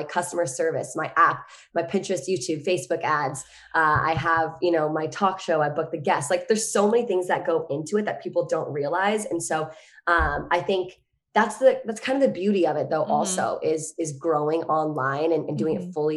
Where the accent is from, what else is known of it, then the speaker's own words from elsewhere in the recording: Virginia, United States; moved away; I'm from Virginia